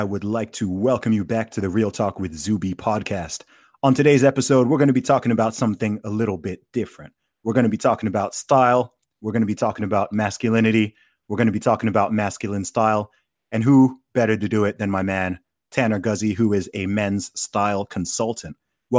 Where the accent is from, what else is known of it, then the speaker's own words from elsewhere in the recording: Saudi Arabia; now in United Kingdom; Funnily enough, I grew up in Saudi Arabia and I knew quite a few Mormons over there.